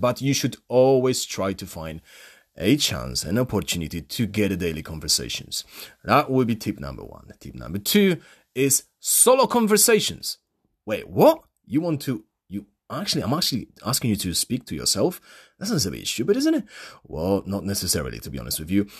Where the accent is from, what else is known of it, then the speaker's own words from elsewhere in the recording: Poland; accent: Polish; first language Polish; English is a second language; my mother language, which is Polish